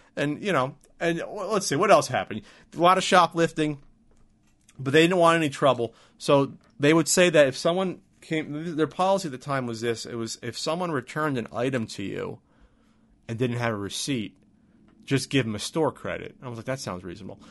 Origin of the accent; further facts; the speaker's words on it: New Jersey, United States; moved away as an adult; now in San Diego, United States; Growing up in New Jersey, in most of New Jersey